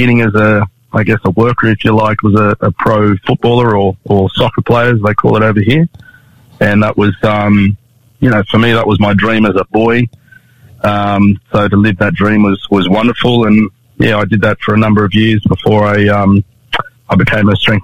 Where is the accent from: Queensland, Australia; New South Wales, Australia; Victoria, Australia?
New South Wales, Australia; Sydney; also born or lived in Canberra; born and raised in Sydney